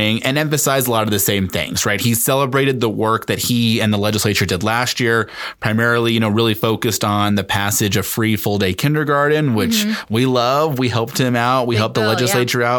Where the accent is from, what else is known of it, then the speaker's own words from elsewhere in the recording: Denver, Colorado, United States; I grew up in Lois Court's district